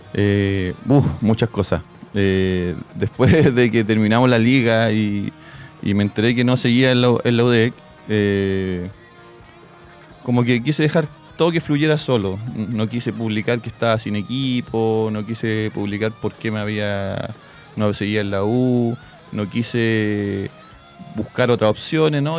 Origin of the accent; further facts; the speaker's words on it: Santiago, Santiago Metropolitan Region, Chile; moved away; Yo soy de Santiago, en Santiago jugaba mucho